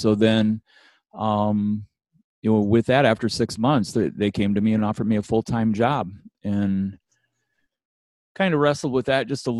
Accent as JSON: {"language": "English", "town": "Bad Axe", "region": "Michigan", "country": "United States", "tie": "born or raised there", "also_born_or_lived": "Ankeny, Iowa", "moved": "as an adult", "said": "I was born and raised in Michigan, and I did want to say Bad Axe."}